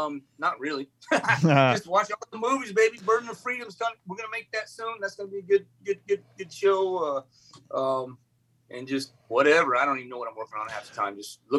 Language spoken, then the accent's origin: English; Indiana, United States; born there; you're talking about Kentucky. I was born in Indiana.